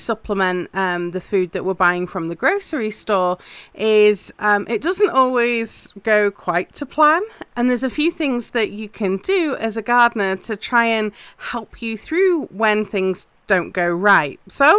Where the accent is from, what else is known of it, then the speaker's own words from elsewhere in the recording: England, United Kingdom; obviously I'm English and that's very much a spring favorite in the UK